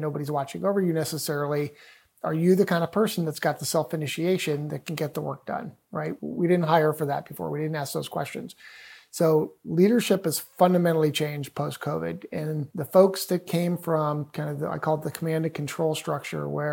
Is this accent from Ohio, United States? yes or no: yes; Cleveland, Ohio, United States; I'm from Cleveland, Ohio